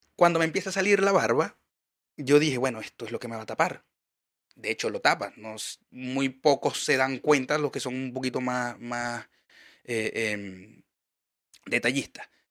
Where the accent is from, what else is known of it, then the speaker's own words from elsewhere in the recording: Maracaibo, Zulia, Venezuela; now in Chile; Yo soy de Maracaibo